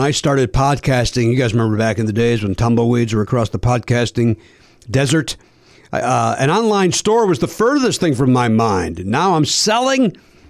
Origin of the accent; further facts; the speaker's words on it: Oak Forest, Illinois, United States; I grew up in Oak Forest, Tom.